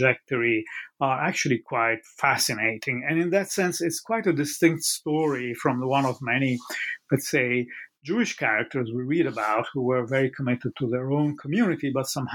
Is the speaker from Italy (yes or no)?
yes; Italy; I grew up in Italy